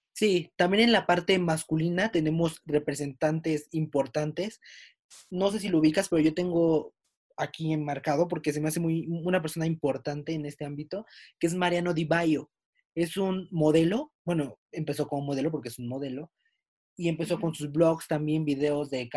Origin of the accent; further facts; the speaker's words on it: Mexico; somos mexicanos.